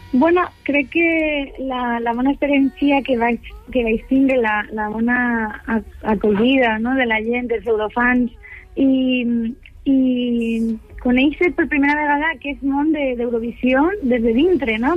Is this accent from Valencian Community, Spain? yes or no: yes; Elche, Valencian Community, Spain; also born or lived in Barcelona; Soc il·licitana